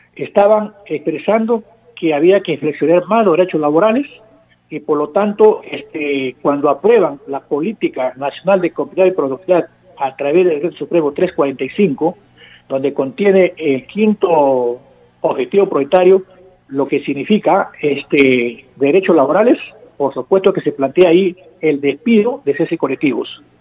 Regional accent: Peru; somos los peruanos y peruanas

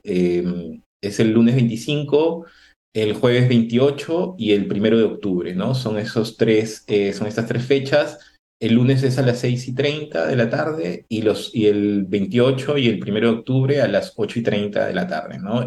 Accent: Chiclayo, Lambayeque, Peru; yo soy de Chiclayo

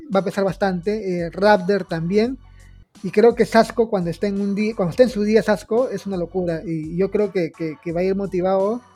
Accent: Peru; nosotros somos peruanos

